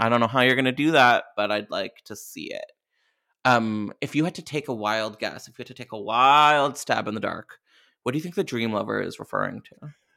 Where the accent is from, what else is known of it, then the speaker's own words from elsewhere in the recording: Canada; I'm Canadian